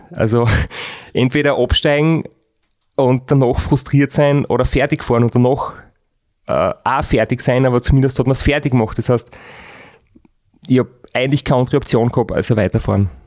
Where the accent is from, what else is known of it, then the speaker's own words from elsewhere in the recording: Styria, Austria; bei uns daheim in der Steiermark